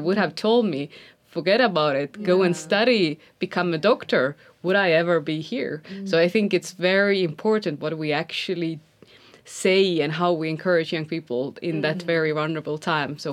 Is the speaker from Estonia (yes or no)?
yes; Estonia; I come from Estonia, which is a tiny country.